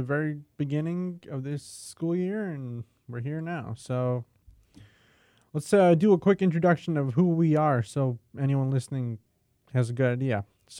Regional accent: Naperville, Illinois, United States; I am from the suburbs here. I'm from Naperville, Illinois.

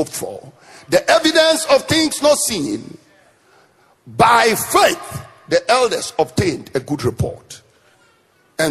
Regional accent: northern Ghana, Ghana; the part of Ghana I come from, the people in the southern part of Ghana look down on the people from the north, and I come from the north.

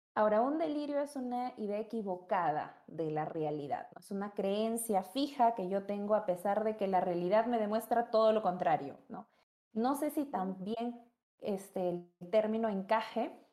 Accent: Peru; soy psicóloga, tengo 24 años, soy peruana

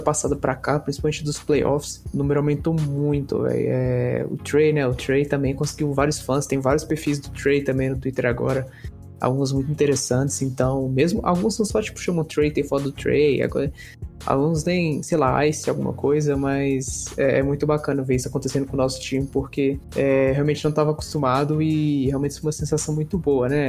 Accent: Brasília, Federal District, Brazil; Eu mesmo sou de Brasília

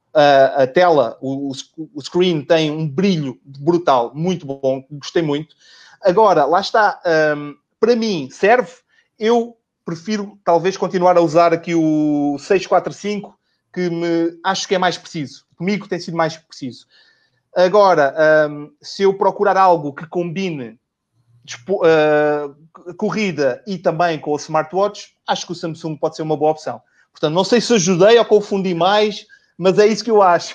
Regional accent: Portugal; also born or lived in Lisbon; sou de, sou de Portugal, eu moro em Lisboa e trabalho também em Lisboa

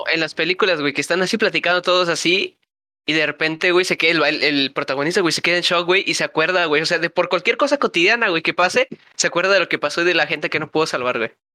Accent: Mexico; somos mexicanos

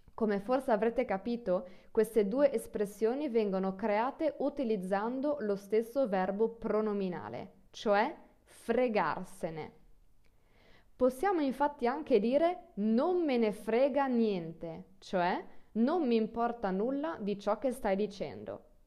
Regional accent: Friuli-Venezia Giulia, Italy; Io vengo dal nord del Friuli

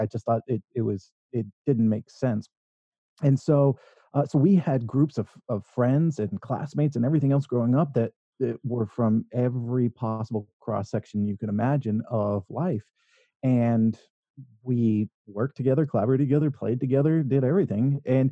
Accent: Northern California, United States; I was raised in Northern California here in the U.S.

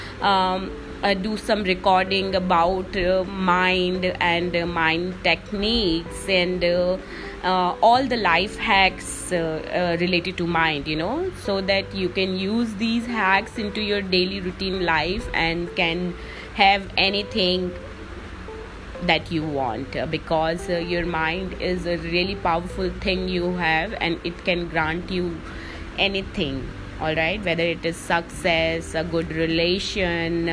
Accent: Delhi, India; I'm author, speaker, and you know, life and mind coach, and I'm from Delhi

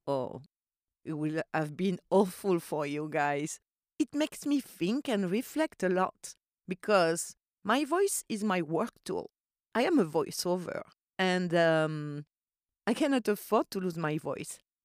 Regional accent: Corsica, France; English is a second language; moved away; I grew up in Corsica

